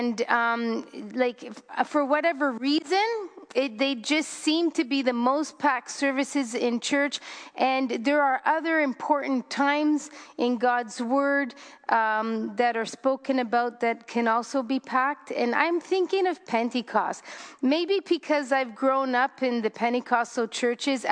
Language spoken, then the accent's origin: English; Canada; I'm Canadian because I'm born in Canada, but my descendants on my father's side, on my mother's side, are of the Italian descent.